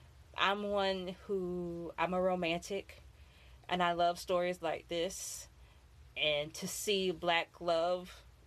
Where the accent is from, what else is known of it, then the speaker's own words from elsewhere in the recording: Florida, United States; also born or lived in Maryland; I'm from Florida.